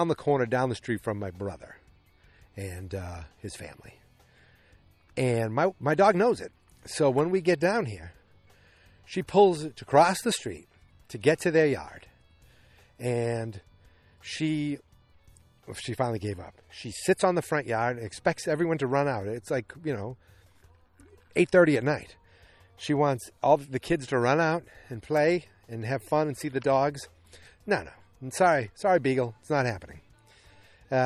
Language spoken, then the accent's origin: English; Boston, Massachusetts, United States; accent: Boston; my Boston accent